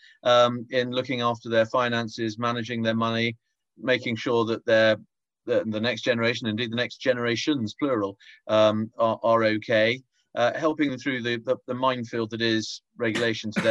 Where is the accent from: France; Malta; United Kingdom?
United Kingdom; Tonbridge, South East England; I grew up in Tonbridge in Kent, had a very happy childhood